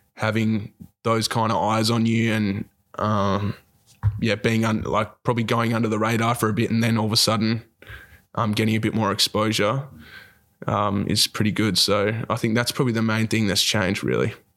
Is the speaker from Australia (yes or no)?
yes; Dunsborough, Western Australia, Australia; also born or lived in Bunbury / Perth; I grew up down in Dunsborough